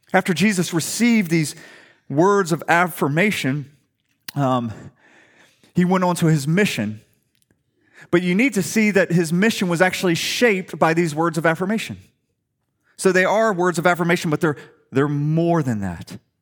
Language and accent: English; Atlanta, Georgia, United States; moved away; I'm from Atlanta